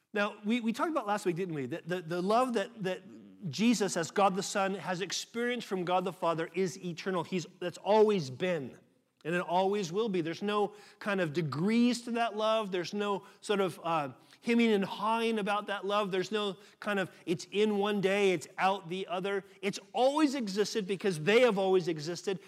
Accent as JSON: {"language": "English", "country": "United States", "moved": "yes", "said": "I'm American"}